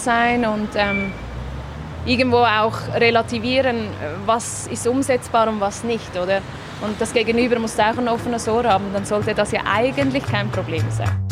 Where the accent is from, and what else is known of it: Zurich, Switzerland; born or raised there; also born or lived in Gaziantep, Turkey